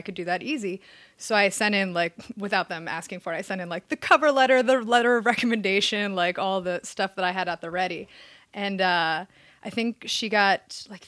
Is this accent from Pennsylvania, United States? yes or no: yes; Allentown, Pennsylvania, United States; moved away as an adult; also born or lived in Philadelphia, Pennsylvania; now in Los Angeles, United States; I was East Coaster. I grew up in Allentown, Pennsylvania. And then I lived in Philadelphia for a little bit, did college there